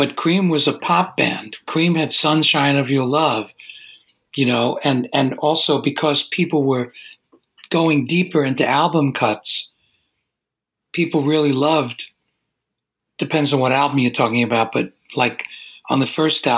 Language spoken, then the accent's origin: English; New York City, New York, United States; moved away as an adult; also born or lived in Manhattan; now in Woodstock, United States; I grew up in Brooklyn and I lived in Manhattan